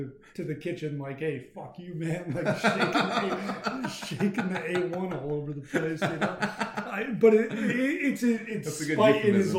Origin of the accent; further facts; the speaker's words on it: Denver, Colorado, United States; now in US South; Denver, Colorado. Okay. No, I've been out here. I've been in the South for about 4 years now